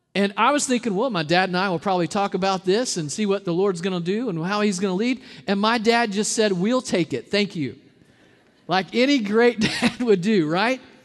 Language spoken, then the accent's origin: English; Arkansas, United States; moved away; I'm from Arkansas